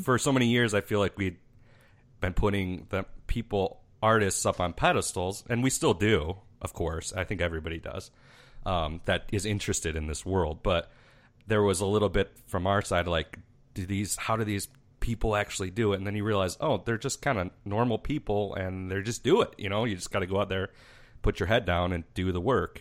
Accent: Mazon, Illinois, United States; we're from a little town called Mazan, and that's about a thousand people

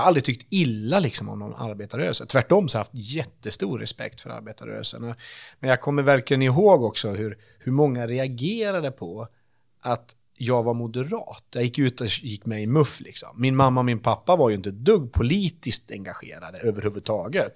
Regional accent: Vansbro, Dalarna County, Sweden; moved away; also born or lived in Örebro; nu är jag ju uppväxt i Vansbro

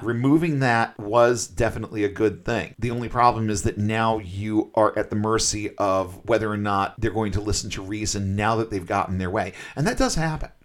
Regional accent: Massachusetts, United States; I'm from Massachusetts

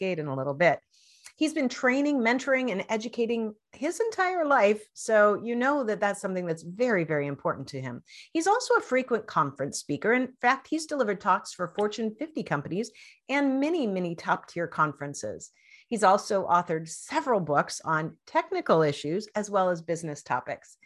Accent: Spokane, Washington, United States; I grew up in Spokane

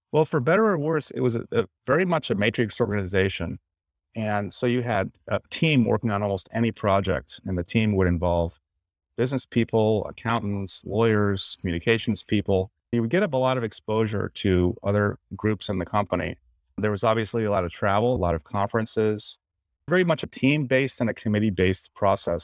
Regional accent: Suffield, Connecticut, United States; moved away as an adult; also born or lived in Washington, D.C.; I'm from Suffield, Connecticut, a small town in northern Connecticut.

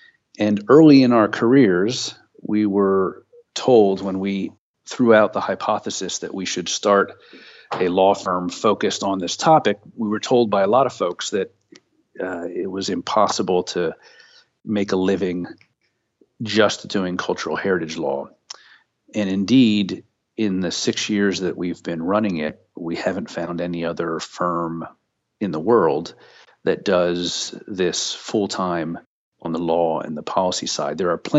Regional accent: Pennsylvania, United States; Well, I grew up in the Pocono Mountains in Pennsylvania, where my uncle frequently took my brother and I out into the Pennsylvania woods

